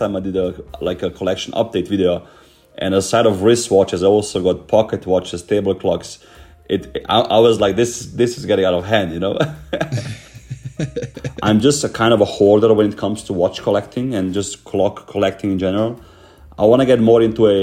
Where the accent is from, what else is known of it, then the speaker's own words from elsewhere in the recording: Slovenia; moved away; I'm originally from Slovenia